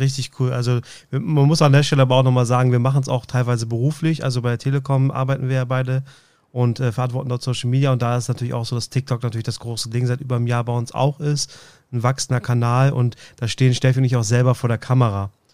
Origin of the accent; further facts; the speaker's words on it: Northern Germany, Germany; Ich komme aus dem Norden